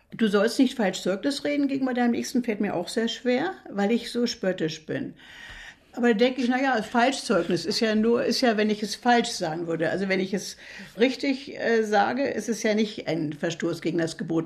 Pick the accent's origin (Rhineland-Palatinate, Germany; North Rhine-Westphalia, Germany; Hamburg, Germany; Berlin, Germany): Berlin, Germany; now in Mecklenburg, Germany; Nun bin ich eine Berlinerin